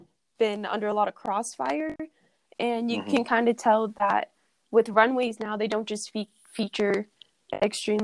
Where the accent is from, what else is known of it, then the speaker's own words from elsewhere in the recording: Phoenix, Arizona, United States; I grew up in Phoenix, Arizona